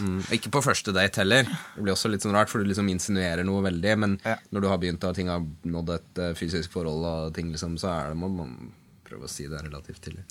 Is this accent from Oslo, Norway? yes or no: yes; Oslo, Norway; Jeg er fra Sankthanshaugen i Oslo